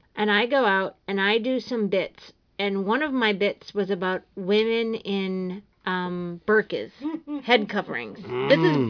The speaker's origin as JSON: {"language": "English", "town": "Revere", "region": "Massachusetts", "country": "United States", "also_born_or_lived": "New York", "moved": "yes", "said": "I'm from Revere."}